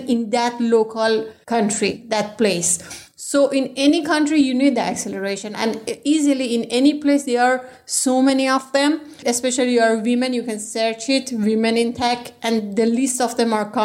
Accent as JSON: {"language": "English", "country": "Iran", "moved": "as an adult", "lives_now": "Vilnius, Lithuania", "said": "I'm not from Vilnius. I'm from Iran. I came all the way from Iran to here to have my startup"}